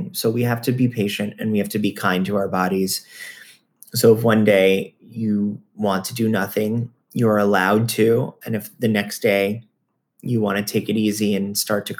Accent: Florida, United States; I'm from Florida. I actually grew up going to Lion Country Safari

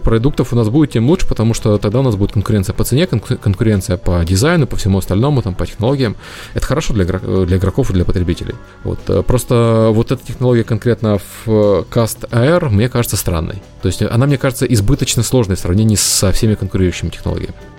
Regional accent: Ukraine; я украинец

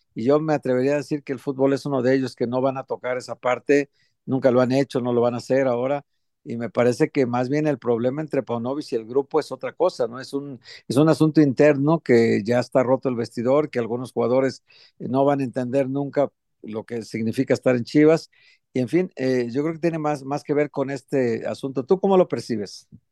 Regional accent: Guadalajara, Jalisco, Mexico; nosotros somos tapatíos, sabemos cómo se mueve la sociedad en Jalisco

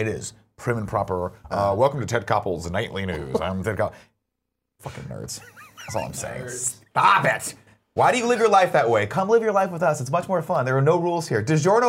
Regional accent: Riverside, California, United States; I grew up in Riverside

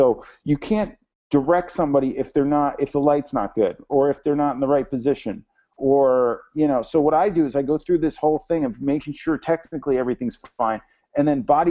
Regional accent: New Jersey, United States; now in Los Angeles, United States; I am from Jersey. And I was like, I want to go sail with the best guy. I'm going to go to Long Beach. And I moved to L.A. and I sailed in Long Beach

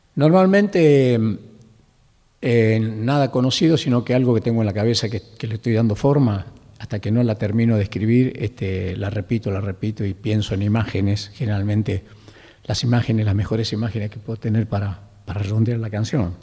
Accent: Lules, Tucumán, Argentina; moved away; el ingenio Mercedes, que es el pueblo donde yo nací, el Lules

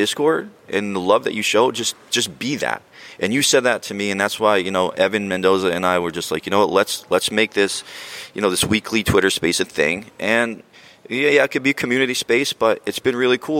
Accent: New Jersey, United States; I grew up in Jersey, not far from here

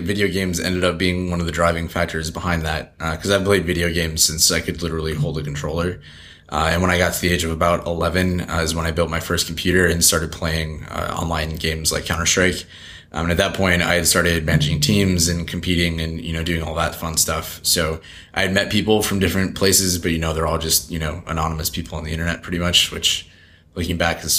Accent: Alden, New York, United States; It was kind of like a farm town that was close to the city, so everyone kind of called themselves a suburb of Buffalo, which it is

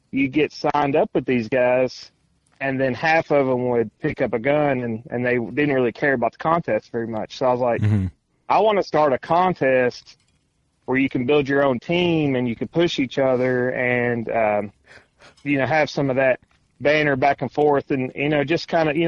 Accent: Tennessee, United States; moved away; I'm from Tennessee originally

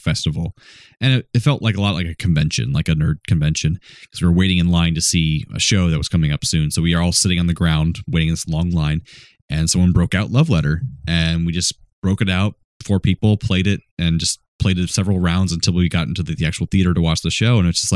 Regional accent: Florida, United States; Steven and I grew up in Florida mostly

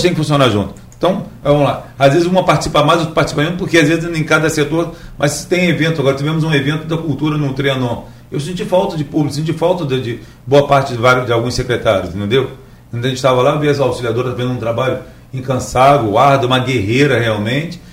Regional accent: Campos dos Goytacazes, Rio de Janeiro, Brazil; sou da República do Chuvisco

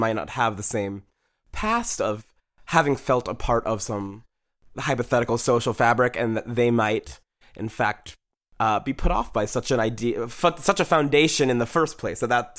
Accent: Minneapolis, Minnesota, United States; also born or lived in Santa Monica; I was born in Santa Monica, and then I moved to Minneapolis.

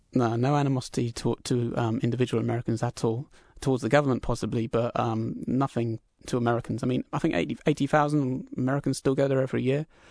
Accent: England, United Kingdom; now in Vancouver, Canada; being British myself

